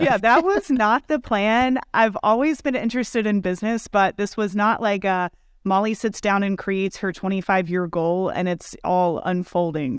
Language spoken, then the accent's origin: English; Kentucky, United States; moved away as an adult; also born or lived in Austin, Texas; I grew up in Kentucky, small town